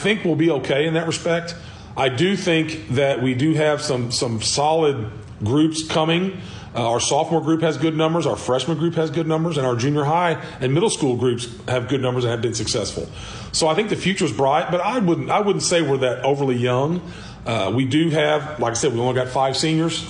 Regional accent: Cape Girardeau, Missouri, United States; moved away as an adult; also born or lived in Middle Tennessee; now in Fredericktown, United States; graduated from Cape. I was from Cape.

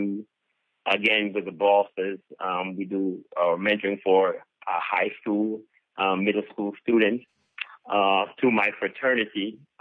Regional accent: Jamaica; now in Tallahassee, United States; I'm Jamaican, and so I started a Caribbean club here in Tallahassee

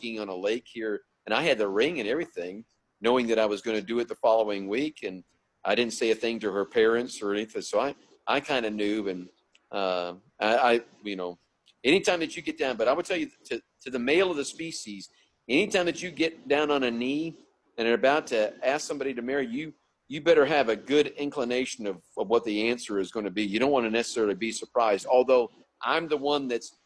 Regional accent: Montreat, North Carolina, United States; moved away as an adult; also born or lived in Atlanta, Georgia / Guelph, Ontario, Canada; Yeah, I grew up in Montreat. I call Montreat, North Carolina, home

